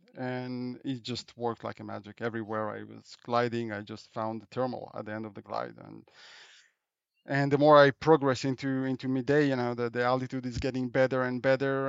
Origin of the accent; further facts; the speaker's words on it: Israel; moved away as an adult; also born or lived in Europe; I, I grew up in Israel. I'm, uh, I'm an Israeli and, uh, and French, uh, but, uh, I spent my childhood in, uh, in Israel